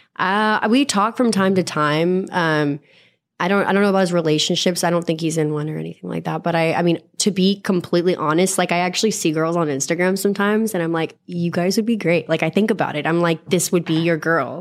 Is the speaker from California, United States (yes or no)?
no; Texas, United States; I grew up in Texas in the South and like a really rough part